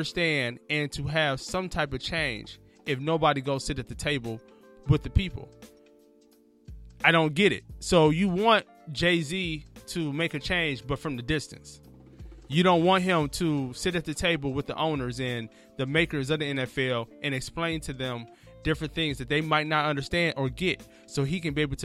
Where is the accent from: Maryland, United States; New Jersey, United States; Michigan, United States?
Michigan, United States; Detroit; now in Los Angeles, United States; I am from Detroit, man, and I love my city to death